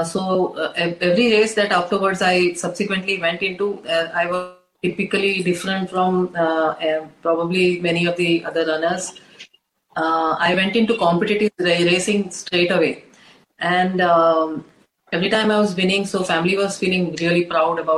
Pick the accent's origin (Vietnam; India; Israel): India; an Indian woman who has been brought up with so much of traditional values and in the Indian setup